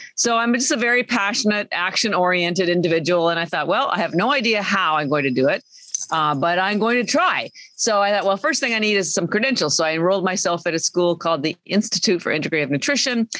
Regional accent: Canada; moved away; I'm Canadian

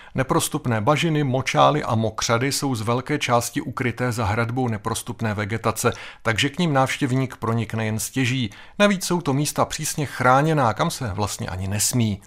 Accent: Czechia; I u nás v Čechách

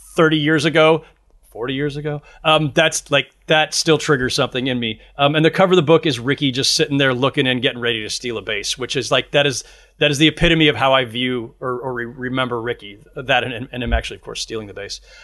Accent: Bay Area, California, United States; I grew up in the Bay Area during that era

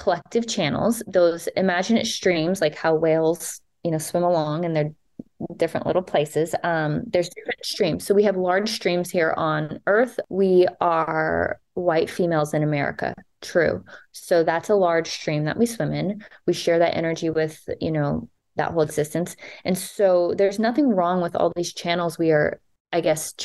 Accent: Texas, United States; grew up in Texas where religion was a huge thing

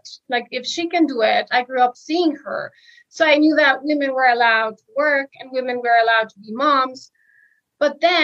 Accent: Mexico City, Mexico; moved away as an adult; I am from Mexico City. I just came back to Mexico after living almost 12 years abroad

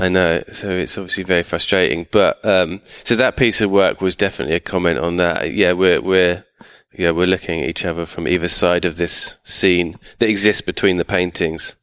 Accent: United Kingdom; my family are from East London, but I grew up just outside London

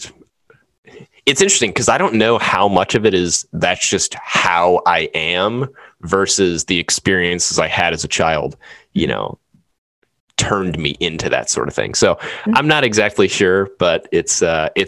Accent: New Orleans, Louisiana, United States; moved away; we're from New Orleans

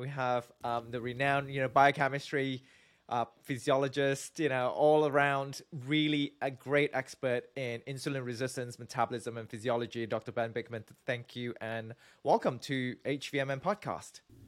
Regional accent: Malaysia; moved away; also born or lived in Singapore; I'm from Malaysia originally

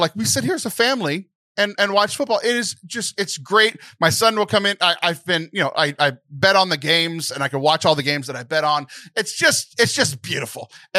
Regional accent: Houston, Texas, United States; I'm a huge Houston sports fan because I grew up in the Houston area.

